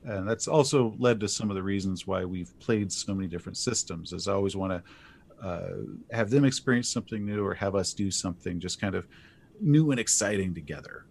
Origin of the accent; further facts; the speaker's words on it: East Texas, United States; I grew up in East Texas during the Satanic Panic of the eighties